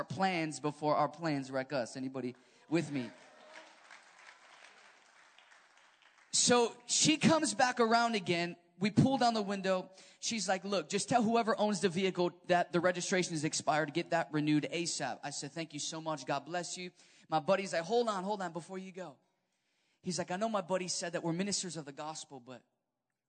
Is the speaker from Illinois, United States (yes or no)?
yes; Chicago, Illinois, United States; I'm from Chicago